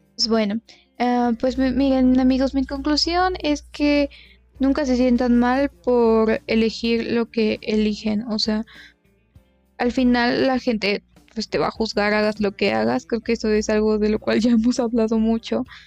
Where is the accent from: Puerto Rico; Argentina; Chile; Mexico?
Mexico; somos de México